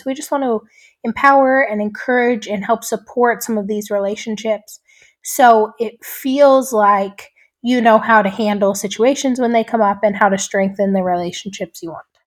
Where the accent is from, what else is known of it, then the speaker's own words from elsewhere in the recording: Three Forks, Montana, United States; I grew up in Three Forks, Montana